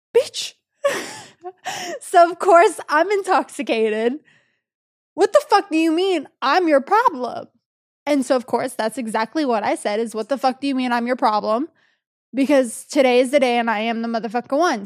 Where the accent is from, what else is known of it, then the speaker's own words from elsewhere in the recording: Texas, United States; moved away; I was back in my hometown in Texas